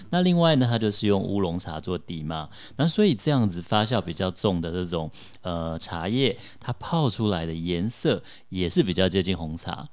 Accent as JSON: {"language": "Chinese", "country": "Taiwan", "tie": "born or raised there", "said": "我土生土长台湾男孩"}